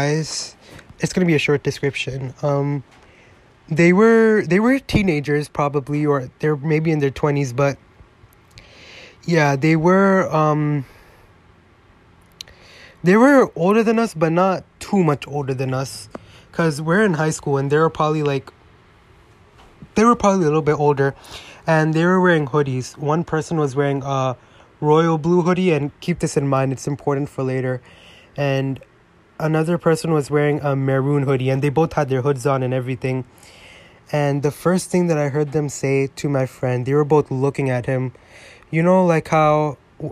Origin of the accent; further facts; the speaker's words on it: New York, United States; I grew up in New York